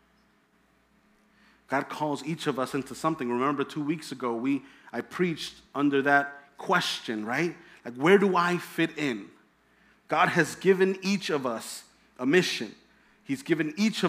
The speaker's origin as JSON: {"language": "English", "town": "Hempstead", "region": "New York", "country": "United States", "tie": "born or raised there", "said": "I grew up in Hempstead"}